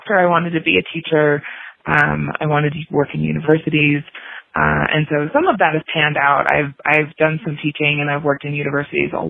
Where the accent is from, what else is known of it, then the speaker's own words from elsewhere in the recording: just outside of Milwaukee, Wisconsin, United States; moved away as an adult; also born or lived in Miami / Illinois; So I grew up in Wisconsin, just outside of Milwaukee.